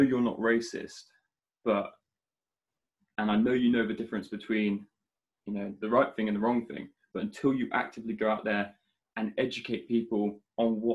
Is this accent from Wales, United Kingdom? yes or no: no; Shropshire, West Midlands, United Kingdom; growing up in Shropshire